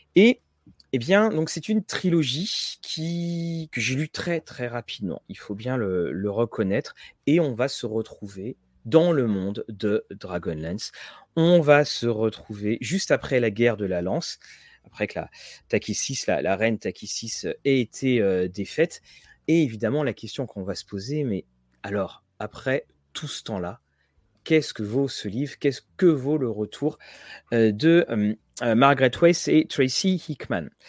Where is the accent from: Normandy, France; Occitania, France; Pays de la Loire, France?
Normandy, France; Rouen; Tout comme Guillaume, on est de Rouen